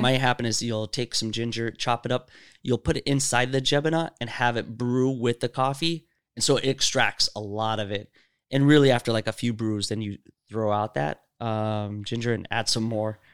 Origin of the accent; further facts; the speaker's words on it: Seattle, Washington, United States; also born or lived in Saudi Arabia; I grew up here. I came here when I was six.